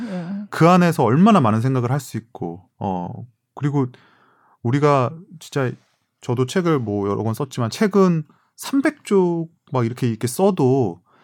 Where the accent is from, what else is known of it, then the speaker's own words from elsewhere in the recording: South Korea; moved away as an adult; also born or lived in United States; 한국에서 온 그냥 유학생일 뿐이더라는